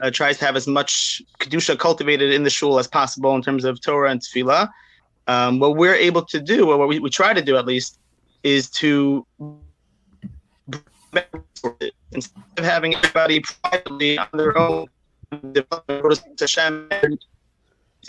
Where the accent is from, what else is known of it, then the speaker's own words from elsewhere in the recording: New York City, New York, United States; moved away as an adult; now in Boca Raton, United States; I grew up in Brooklyn